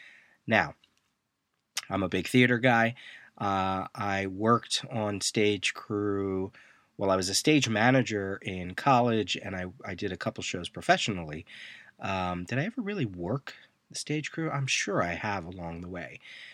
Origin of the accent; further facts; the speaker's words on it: Reading, Pennsylvania, United States; one of the community theaters that I grew up in back in Reading, Pennsylvania.